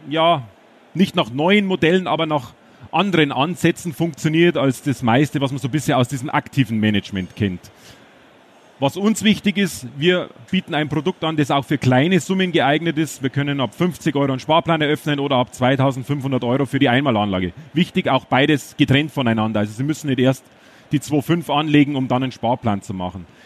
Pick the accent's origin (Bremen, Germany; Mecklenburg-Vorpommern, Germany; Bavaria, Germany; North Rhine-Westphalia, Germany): Bavaria, Germany; Ich bin ein Bayer. Äh, Versuche aber einigermaßen so zu sprechen, dass Sie es auch verstehen hier in Dortmund.